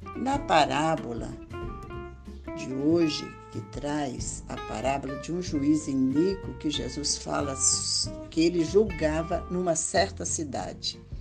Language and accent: Portuguese; Linhares, Espírito Santo, Brazil; Eu sou daqui de Linhares